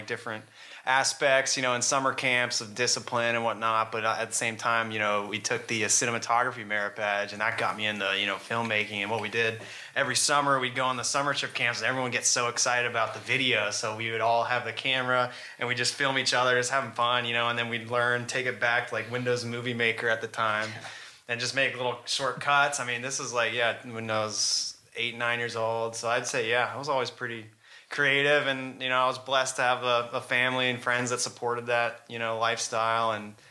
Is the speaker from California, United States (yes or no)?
no; Millington, Tennessee, United States; also born or lived in Kentucky; My dad got stationed in Millington, Tennessee, which is north of Memphis. So, I pretty much grew up there from, 7 years old to, high school. And then, pretty much I call that home.